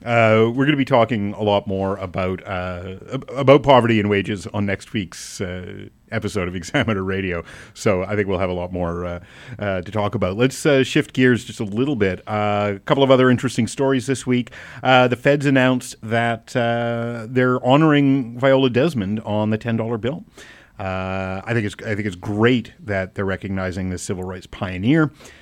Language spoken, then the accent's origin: English; Alberta, Canada; I grew up in Alberta, yeah.